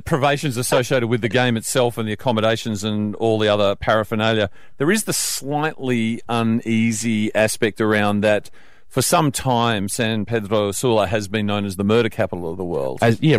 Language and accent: English; Australia; And I said, Australia.